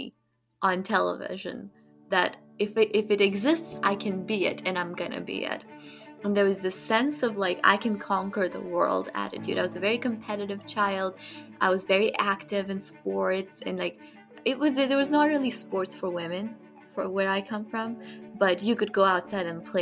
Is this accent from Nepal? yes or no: yes; Kathmandu, Bagmati, Nepal; moved away as an adult; now in United States; I was born and raised in Kathmandu, Nepal